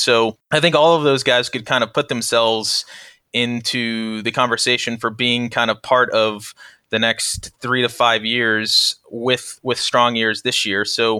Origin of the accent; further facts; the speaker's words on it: Kansas City, United States; I grew up in the Kansas City suburbs.